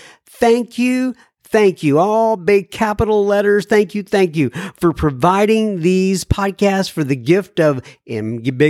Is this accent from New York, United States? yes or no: no; Wichita, Kansas, United States; I'm originally from Wichita, Kansas.